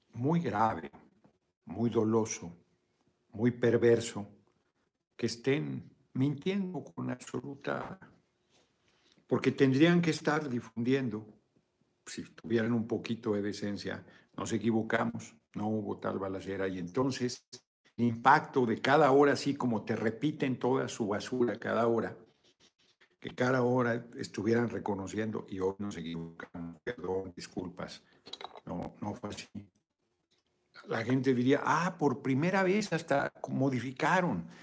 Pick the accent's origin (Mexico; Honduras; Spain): Mexico; en mi país no es obligatorio